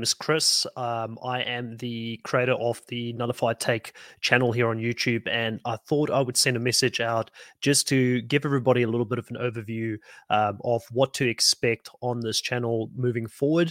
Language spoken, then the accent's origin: English; South Africa; now in Australia; I'm from South Africa originally